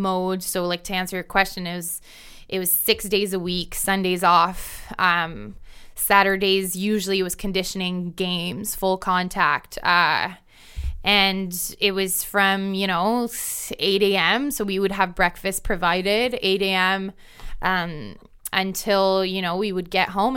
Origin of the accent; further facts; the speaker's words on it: Ontario, Canada; there's a club in my home, you know, in my hometown. There's a bunch of clubs across Ontario